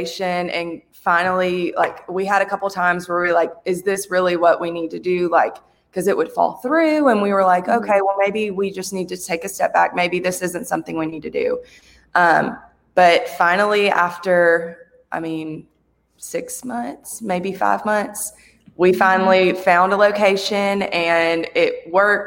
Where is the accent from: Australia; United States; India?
United States; Mobile, Alabama; moved away as an adult; now in Chattanooga, United States; I grew up in Mobile. I've been here my whole life